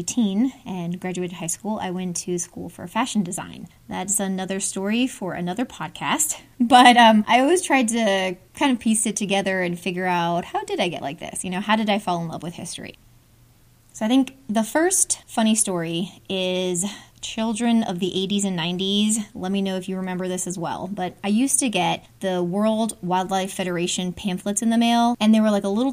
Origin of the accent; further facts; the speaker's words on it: Hudson Valley, New York, United States; moved away as an adult; now in Atlanta, United States; where I grew up in New York in the Hudson Valley